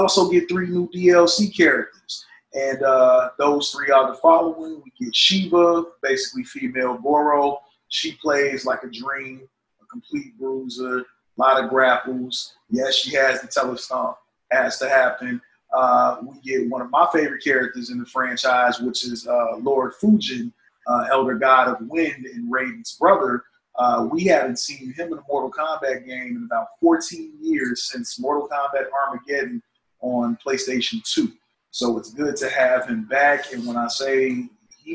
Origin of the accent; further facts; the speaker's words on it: Chicago, Illinois, United States; moved away; NetherRealm Studios back in my hometown